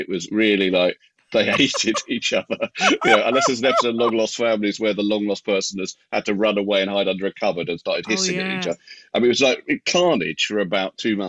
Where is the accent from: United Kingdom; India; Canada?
United Kingdom; London; also born or lived in Troy, New York, United States; I'm from Dollis Hill, yeah. Yeah, well, I originally was born in America in a place called Troy, which is sort of upstate New York